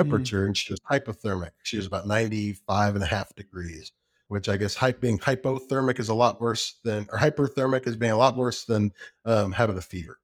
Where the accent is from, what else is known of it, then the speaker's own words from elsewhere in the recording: Round Rock, Texas, United States; also born or lived in Lubbock, Texas; now in Georgetown, United States; I grew up in Round Rock.